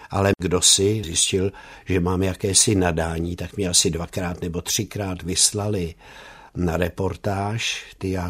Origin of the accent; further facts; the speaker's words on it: Bratislava, Bratislava Region, Slovakia; now in Czechia; A náš pan děkan věděl, že já jsem ten rodilý Bratislavan a daroval mi umístěnku do Báňské Bystrice